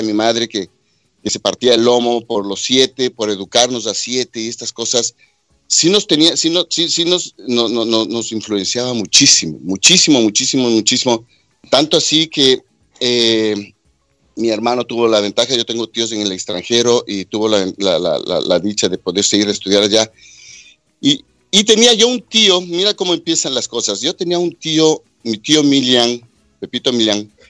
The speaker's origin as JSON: {"language": "Spanish", "town": "Quito", "region": "Pichincha", "country": "Ecuador", "said": "Bueno, Ricky, este, yo soy de Quito, eh, nací en 1962. Somos, somos, gracias a Dios, todavía somos siete hermanos"}